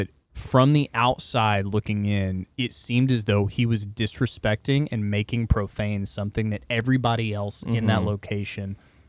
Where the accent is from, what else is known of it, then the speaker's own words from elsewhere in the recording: Texas, United States; we are Texan at our core.